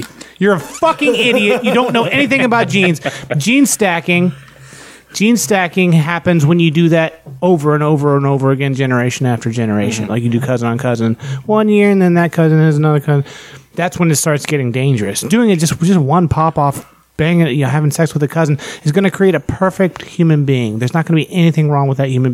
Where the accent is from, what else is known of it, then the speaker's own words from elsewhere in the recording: West Virginia, United States; I'm from West Virginia